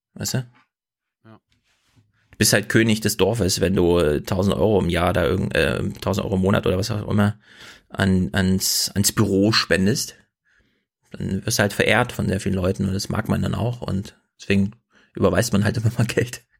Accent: East Germany, Germany; ich komme aus dem Osten

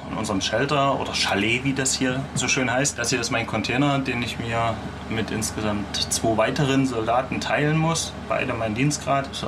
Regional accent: Thuringia, Germany; Die anderen beiden sind auch aus Thüringen

